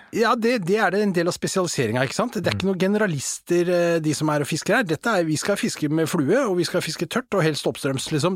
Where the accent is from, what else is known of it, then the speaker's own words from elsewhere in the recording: Asker, Akershus, Norway; jeg vokste opp i Asker